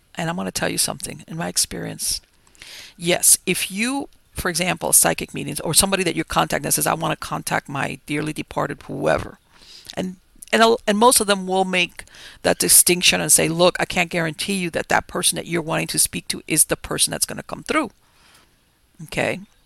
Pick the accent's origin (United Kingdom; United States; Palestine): United States; Miami, Florida; I was born and raised here in Miami